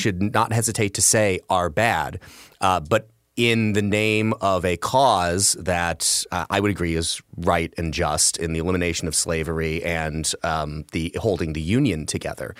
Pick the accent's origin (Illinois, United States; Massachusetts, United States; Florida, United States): Illinois, United States; I'm from Illinois